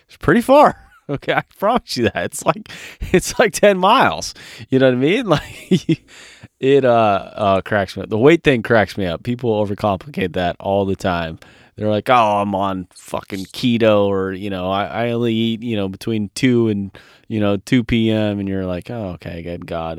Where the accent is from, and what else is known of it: California, United States; born or raised there; moved away as an adult